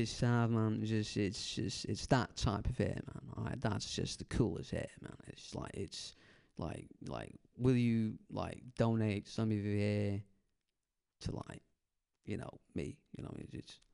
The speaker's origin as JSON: {"language": "English", "town": "Alameda", "region": "California", "country": "United States", "said": "I'm from the Bay Area"}